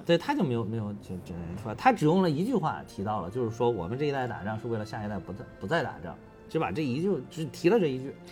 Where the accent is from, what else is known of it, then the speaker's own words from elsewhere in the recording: Beijing, China; also born or lived in Henan; 从小，从小学、初中、高中，一直上大学都在北京了